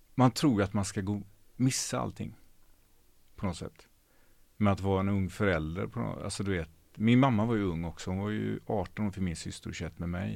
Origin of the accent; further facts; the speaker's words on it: Ucklum, Västra Götaland, Sweden; moved away as an adult; also born or lived in Hjällbo, Gothenburg / Tjörn; now in Gothenburg, Sweden; Och sen så flyttade jag till eh, ett ställe som heter Ucklum. Som ligger en mil innanför Stenungsund, så det är, fem, fem mil norr om Göteborg, på landet